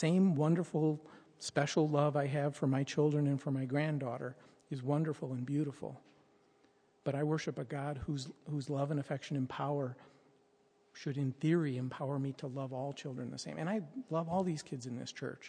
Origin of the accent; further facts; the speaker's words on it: United States; as an American